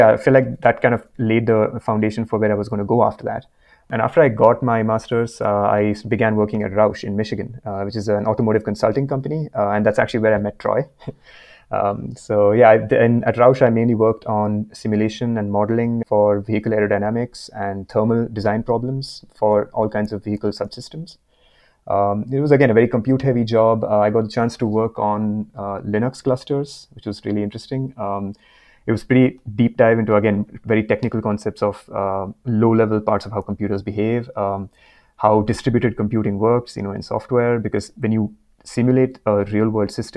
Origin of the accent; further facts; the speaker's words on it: India; moved away as an adult; now in Vancouver, Canada; I'm currently in Vancouver, Canada, but yeah, it's been quite the road for me to get here. I'm originally from India. I did my mechanical engineering in undergrad back in India